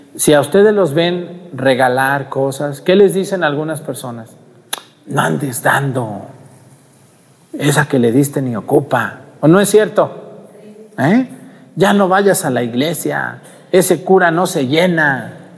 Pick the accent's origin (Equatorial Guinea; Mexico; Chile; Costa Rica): Mexico; Jalisco; now in Guerrero, Mexico; en mi pueblo y en, en mi tierra donde yo soy, en Jalisco